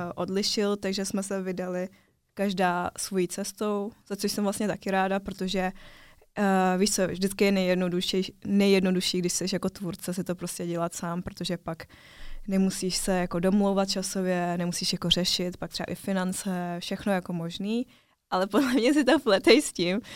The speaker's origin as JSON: {"language": "Czech", "country": "Czechia", "tie": "born or raised there", "said": "žiju celý život v Česku. Narodila jsem se tady, takže jsem Čechovětnamka taková"}